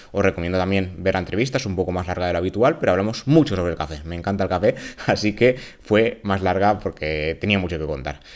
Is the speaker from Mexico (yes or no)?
no; Spain; en España somos más de tomar café que de té